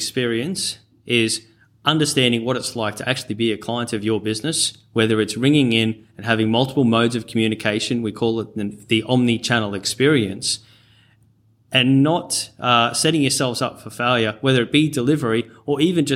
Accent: rural Queensland, Australia; accent: North Queensland twang; also born or lived in Cairns / Charters Towers; born in Cairns and raised in and around rural Queensland, and also Charters Towers for boarding school. So, yeah, you'll hear the occasional North Queensland twang come out every now and then.

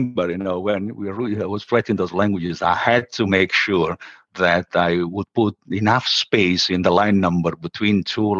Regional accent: Sicily, Italy; moved away as an adult; now in Rome, Italy; I moved from my hometown in my dear Sicily to Rome, where I still live

